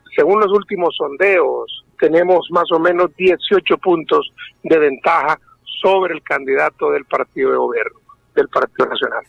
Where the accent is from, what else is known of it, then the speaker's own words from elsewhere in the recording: Honduras; nuestro deber hoy como hondureños